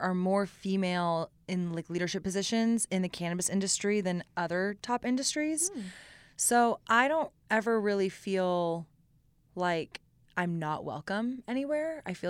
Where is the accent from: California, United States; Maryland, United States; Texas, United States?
Texas, United States; Austin; I grew up in Austin, mm-hmm. with Live Music Capital of the World